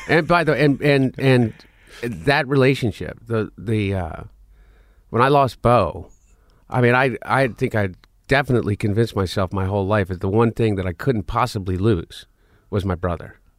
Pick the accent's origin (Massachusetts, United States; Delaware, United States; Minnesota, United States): Delaware, United States; also born or lived in Portland, Oregon; we grew up in Delaware